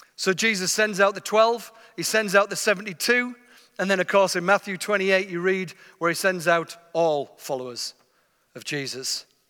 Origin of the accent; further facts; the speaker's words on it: England, United Kingdom; I'm from England, you can tell already.